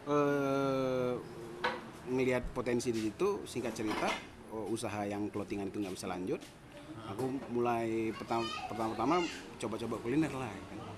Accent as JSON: {"language": "Indonesian", "region": "West Sumatra", "country": "Indonesia", "said": "karena saya orang Minang"}